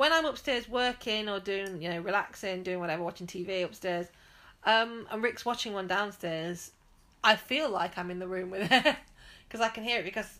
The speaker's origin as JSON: {"language": "English", "area": "Nottinghamshire", "region": "East Midlands", "country": "United Kingdom", "tie": "born or raised there", "said": "I grew up in Nottinghamshire, on the edge of Sherwood Forest, in fact."}